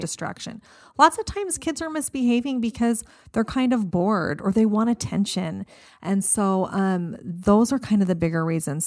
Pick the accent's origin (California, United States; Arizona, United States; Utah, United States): Arizona, United States; I grew up here. I grew up in Arizona.